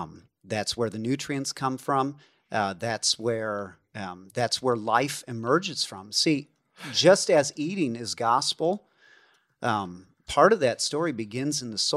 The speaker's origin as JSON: {"language": "English", "region": "Illinois", "country": "United States", "lives_now": "Kansas, United States", "said": "Yeah, I'm from Northern Illinois where you just it's black dirt. You know, it's amazing stuff."}